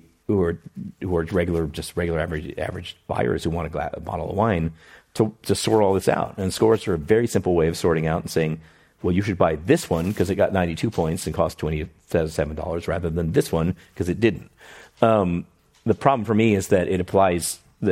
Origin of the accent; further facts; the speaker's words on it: Houston, Texas, United States; moved away; in Houston where I grew up